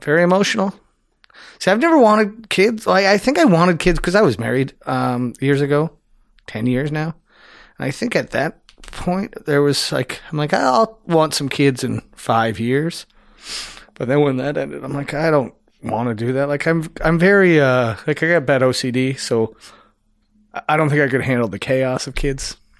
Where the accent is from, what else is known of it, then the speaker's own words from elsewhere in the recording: Niagara-on-the-Lake, Ontario, Canada; moved away; I grew up in Niagara